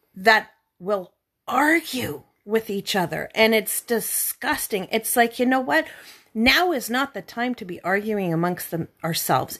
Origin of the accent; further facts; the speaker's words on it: Canada; we're from Canada.